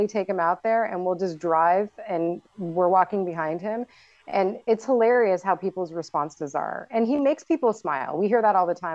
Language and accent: English; Tucson, Arizona, United States; now in Florida, United States; So I grew up in Tucson and then moved back here in 2000.